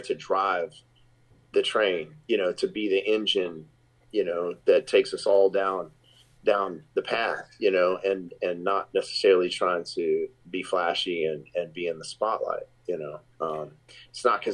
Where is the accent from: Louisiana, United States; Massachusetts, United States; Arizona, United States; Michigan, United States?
Louisiana, United States; Shreveport; the very first show of the tour in my hometown in Shreveport, Louisiana